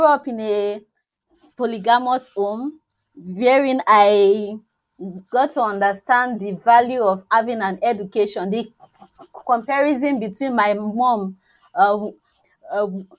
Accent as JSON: {"language": "English", "country": "Nigeria", "said": "from Nigeria"}